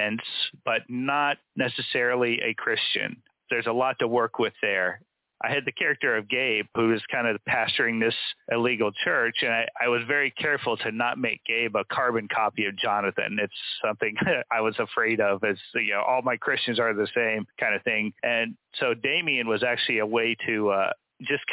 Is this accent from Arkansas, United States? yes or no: no; Charleston, West Virginia, United States; I grew up on the outskirts of Charleston, and so a mostly rural area called Davis Creek.